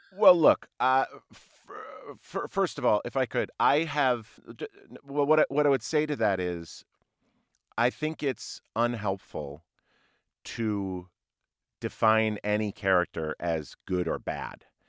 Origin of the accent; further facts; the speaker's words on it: Minnesota, United States; also born or lived in Ohio; I was mostly raised in Minnesota